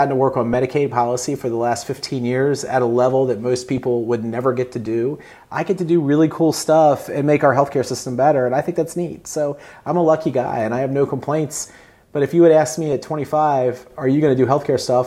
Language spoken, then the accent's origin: English; Eastern Shore of Maryland, United States; I grew up on the Eastern Shore of Maryland